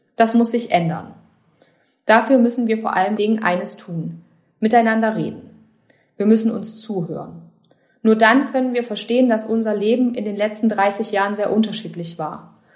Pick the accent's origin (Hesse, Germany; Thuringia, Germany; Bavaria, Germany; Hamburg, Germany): Thuringia, Germany; Jena; Ich bin in Jena geboren und aufgewachsen, habe dort Soziologie studiert.